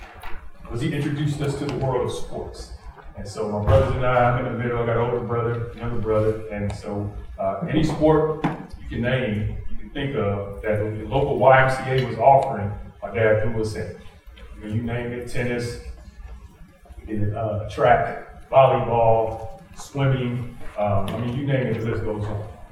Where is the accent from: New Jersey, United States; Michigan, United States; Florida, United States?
Michigan, United States; Detroit; From Detroit, I grew up on the northwest side of Detroit